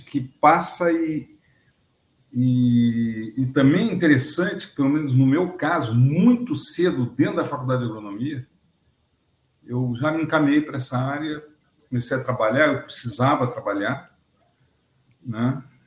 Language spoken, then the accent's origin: Portuguese; Rio de Janeiro, Brazil; now in Rio Grande do Sul, Brazil; sou carioca, moro no Rio Grande do Sul, mas sou nascido no Rio de Janeiro